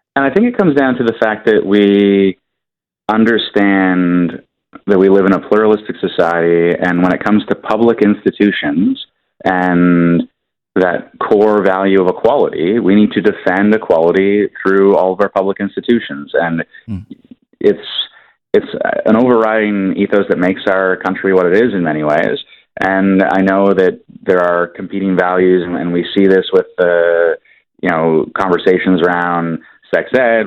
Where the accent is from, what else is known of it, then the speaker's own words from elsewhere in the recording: Toronto, Ontario, Canada; I grew up in the East End of Toronto, and I was, I think, 12 or 13 when the trial was going on